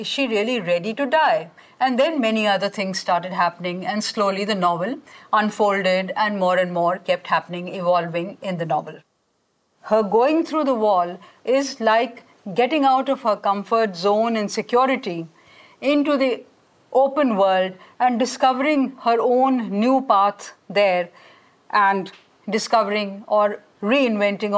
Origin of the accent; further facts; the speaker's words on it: India; first language Hindi; English is a second language; Hindi is a language which, like I said, it's my mother tongue. I have grown up with it, even though I have also studied English because, you know, English, there's a lot of English in India